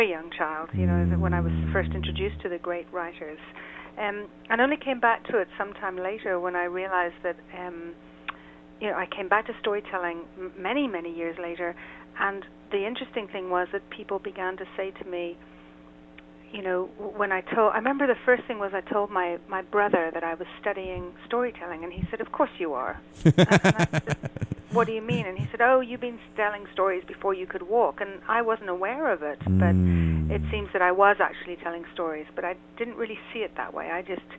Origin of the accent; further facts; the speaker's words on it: Ireland; now in Israel; I'm based in Israel. Uh-huh. I'm originally from Ireland, so I'm quite an international, certainly an international sound.